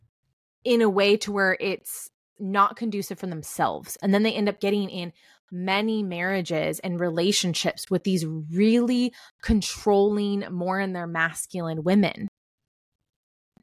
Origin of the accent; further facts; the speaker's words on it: Northern California, United States; now in Texas, United States; I'm from Northern California